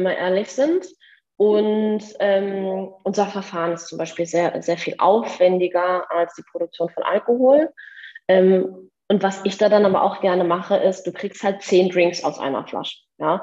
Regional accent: rural Bavaria, Germany; moved away; ich bin selber auf dem Land groß geworden, im tiefsten Bayern

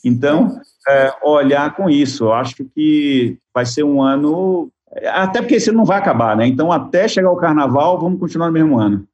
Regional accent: Bahia, Brazil; como bom baiano

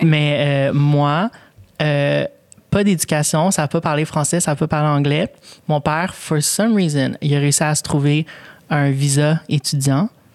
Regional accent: Longueuil, Quebec, Canada; first language Spanish; French is a second language; je suis née ici. Puis euh, à Longueuil, fait j'ai grandi à Longueuil

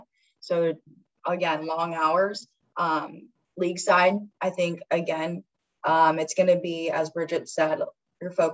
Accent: Los Angeles, California, United States; I'm from Los Angeles, grew up near the ocean

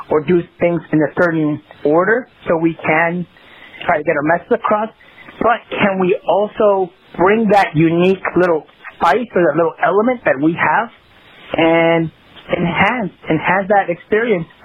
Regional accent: Los Angeles, California, United States; I grew up in South Central Los Angeles, right? I grew up in that environment, and I love that environment. You know, it, you know, obviously that's where I grew up, and I'm very proud to say that.

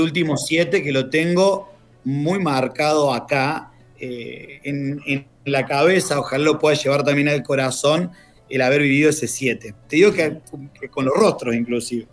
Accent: Córdoba, Argentina; moved away as an adult; also born or lived in Buenos Aires; now in Sarmiento, Argentina; yo soy del interior, soy de Córdoba

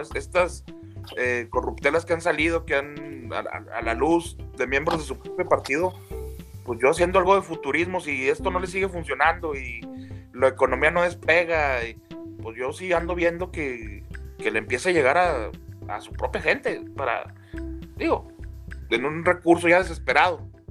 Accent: Mexico; somos muy los mexicanos así

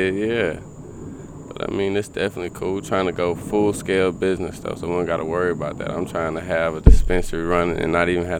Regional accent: South Carolina, United States; You know, I'm coming from South Carolina, and you know, I wasn't getting the best of weed at the time.

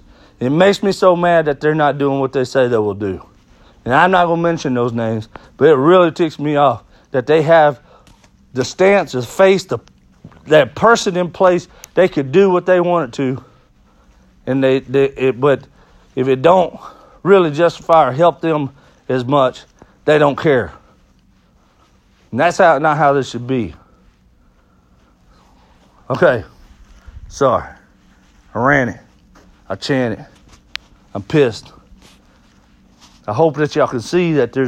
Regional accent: Texas, United States; I grew up here in Texas in the South

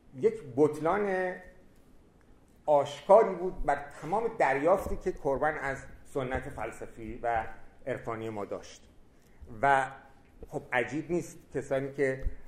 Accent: Iran; also born or lived in France; در ایران به عنوان یک ایرانی

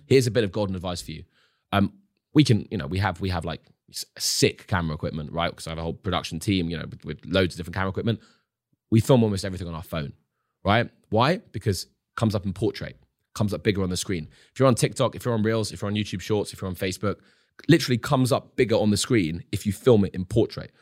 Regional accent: London, United Kingdom; as a young adult growing up in London, going to university

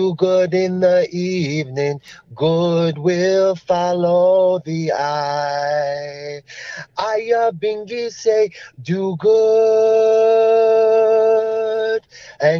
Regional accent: New Jersey, United States; now in Colorado, United States; I was just growing up in New Jersey, you know, playing basketball or football and eating pizza.

